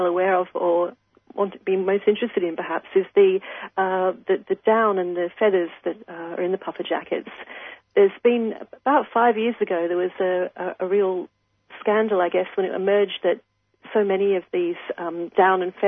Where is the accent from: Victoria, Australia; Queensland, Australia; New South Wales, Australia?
Queensland, Australia; as a Queenslander